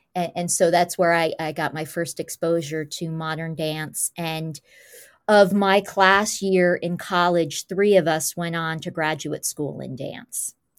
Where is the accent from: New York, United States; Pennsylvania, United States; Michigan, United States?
New York, United States; Goshen; also born or lived in Highland Falls, New York; the majority of my young life grew up in Goshen, New York